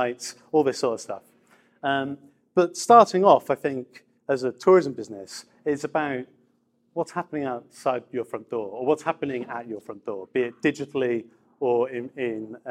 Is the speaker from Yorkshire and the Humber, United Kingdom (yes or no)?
yes; Grimsby, Yorkshire and the Humber, United Kingdom; moved away as an adult; also born or lived in London; now in Edinburgh, United Kingdom; I'm from Grimsby.